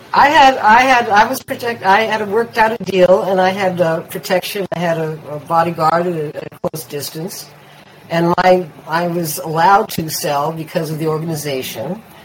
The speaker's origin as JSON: {"language": "English", "area": "East Bay", "region": "California", "country": "United States", "tie": "born or raised there", "also_born_or_lived": "West Hollywood", "moved": "yes", "said": "I grew up with in East Bay"}